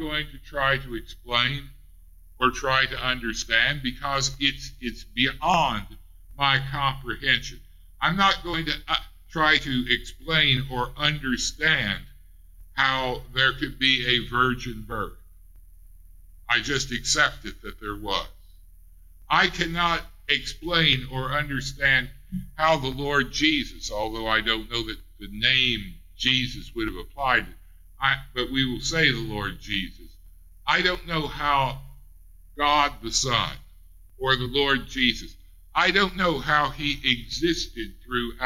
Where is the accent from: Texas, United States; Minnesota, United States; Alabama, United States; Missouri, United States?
Missouri, United States; Ray County; accent: Ray County; my Ray County accent